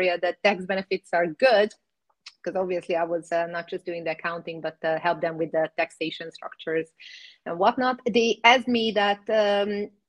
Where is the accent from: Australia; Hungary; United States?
Hungary; moved away; also born or lived in Cyprus; I was born in Hungary, so I speak Hungarian